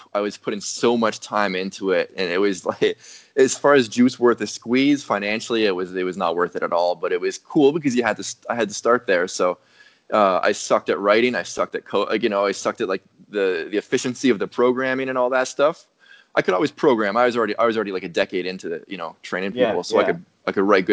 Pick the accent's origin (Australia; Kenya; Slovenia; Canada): Canada; Ottawa, Ontario; moved away as an adult; now in Texas, United States; I'm a Canadian born and bred, living in Texas.